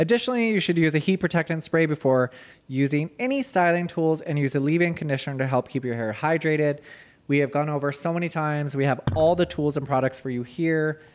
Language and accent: English; Marietta, Georgia, United States; I grew up in Marietta.